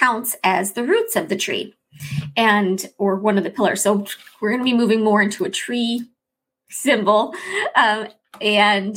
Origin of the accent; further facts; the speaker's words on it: Chicago, Illinois, United States; moved away; I'm from Chicago, the Chicago area, and so although I never had deep dish pizza in Chicago, when I lived in Chicago, the Chicago area, we call it Chicagoland